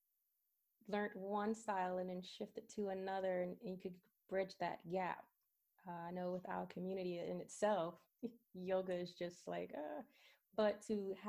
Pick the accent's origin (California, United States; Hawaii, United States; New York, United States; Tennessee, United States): New York, United States; New York City; moved away; also born or lived in Pennsylvania; I grew up in Brooklyn, New York